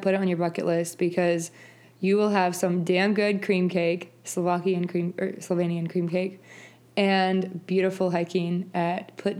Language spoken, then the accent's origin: English; Cincinnati, Ohio, United States; when I was growing up in Cincinnati